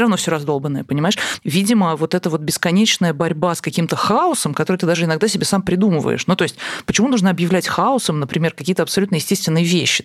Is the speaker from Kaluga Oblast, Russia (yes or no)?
yes; Kaluga Oblast, Russia; Я, правда, из Калужской области